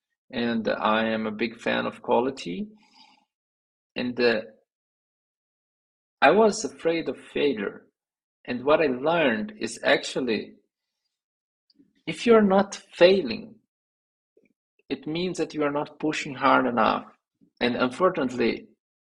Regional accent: Brazil; English is a second language; moved away as an adult; also born or lived in São Paulo, Brazil; I was in my hometown with my parents living there. I was a software developer back then

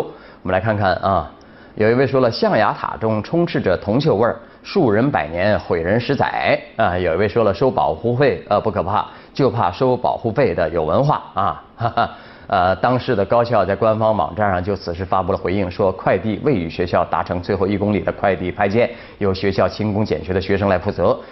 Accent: China; 我们中国人

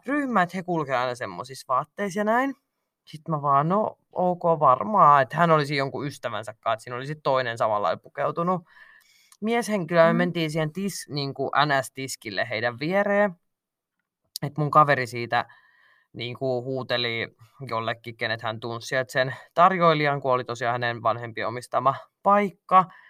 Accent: Finland; mä oon Suomesta kotoisin

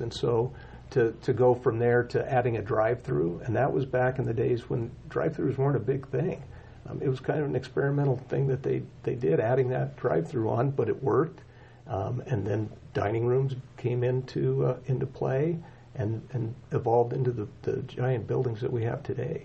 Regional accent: Casper, Wyoming, United States; moved away as an adult; now in Cheyenne, United States; born and raised in Casper, Wyoming

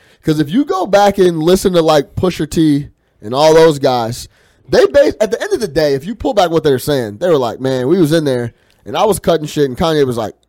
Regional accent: Chicago, Illinois, United States; I just talked about, you know, growing up on the South Side on 65th and Ingleside.

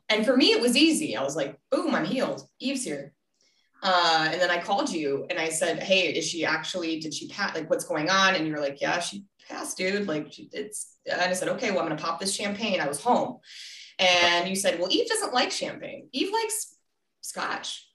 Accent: Denver, Colorado, United States; moved away; also born or lived in Minnesota; I'm from Denver originally. Well, Minnesota than Denver

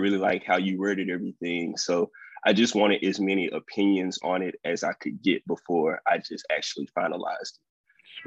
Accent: Vicksburg, Mississippi, United States; also born or lived in Fayette, Mississippi; I'm originally from Fayette, Mississippi, but I grew up and went to school in Vicksburg, Mississippi, um, all through elementary, junior high, high school.

